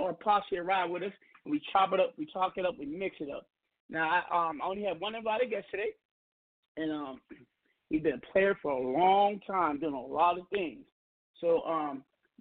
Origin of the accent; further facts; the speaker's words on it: Seattle, Pacific Northwest, United States; I'm from the Northwest, we're the West of the Finesse, you know, Seattle